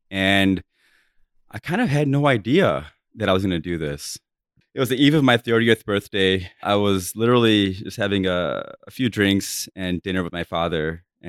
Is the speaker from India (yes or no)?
yes; India; I'm like, oh my God, I'm modern. You know, I'm Indian.